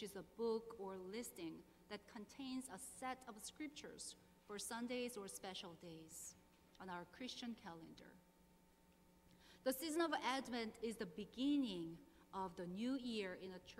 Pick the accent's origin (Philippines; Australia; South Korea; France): South Korea; moved away as an adult; now in Burke, United States; I was born and raised in South Korea and came to the United States in 2009.